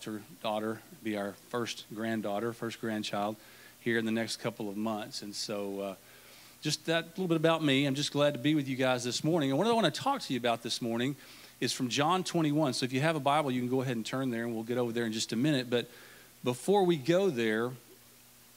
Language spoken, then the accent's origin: English; Longview, Texas, United States; I'm from Longview, not from League City